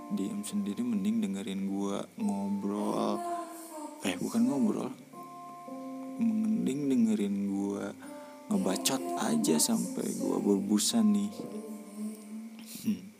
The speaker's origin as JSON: {"language": "Indonesian", "town": "Garut", "region": "West Java", "country": "Indonesia", "said": "oh iya gue itu dari Kabupaten Garut tepatnya gue in, saat ini uh, sedang ber diam diri"}